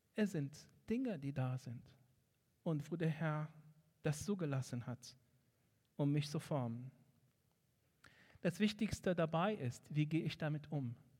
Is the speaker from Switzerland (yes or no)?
no; Egypt; German is a second language; moved away as an adult; now in Germany; Ich bin in Ägypten aufgewachsen